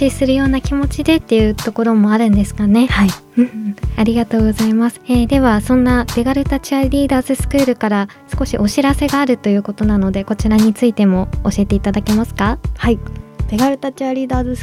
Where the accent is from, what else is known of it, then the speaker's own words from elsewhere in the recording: Miyagi, Japan; 生まれた場所はまた違うんですけど育った場所は宮城です